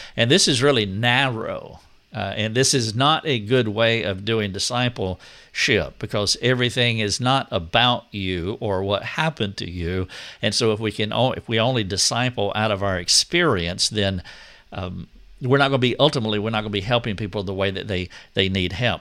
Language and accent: English; United States; we all are Americans